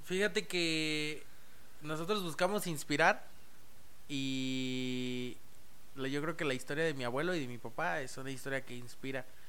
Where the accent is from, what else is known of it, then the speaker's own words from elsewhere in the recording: San Luis Potosí, Mexico; also born or lived in Mexico City; yo prácticamente soy potosino. Nací en Ciudad de México, pero prácticamente soy potosino. Llegué aquí a la edad de seis meses de bebé